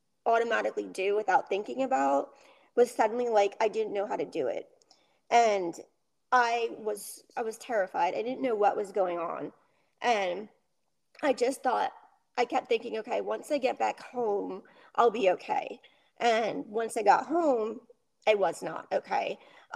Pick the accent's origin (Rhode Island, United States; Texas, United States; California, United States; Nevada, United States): Rhode Island, United States; I lived in Rhode Island